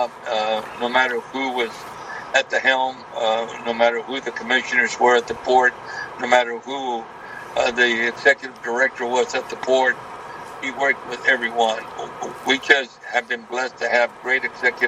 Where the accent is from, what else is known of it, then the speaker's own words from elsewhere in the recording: Brownsville, Texas, United States; the city of Brownsville, which is my hometown